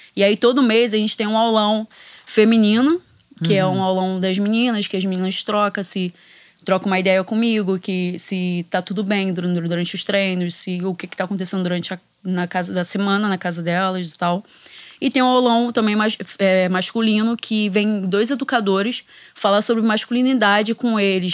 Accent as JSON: {"language": "Portuguese", "country": "Brazil", "said": "Foi a primeira vez que eu saí do Brasil"}